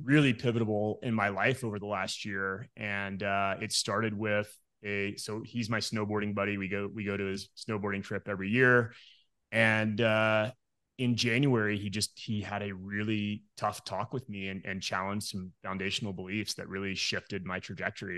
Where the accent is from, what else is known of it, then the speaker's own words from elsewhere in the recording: Midland, Texas, United States; moved away as an adult; also born or lived in Denver, Colorado; now in Morrison, Colorado, United States; I was born and raised in Midland, Texas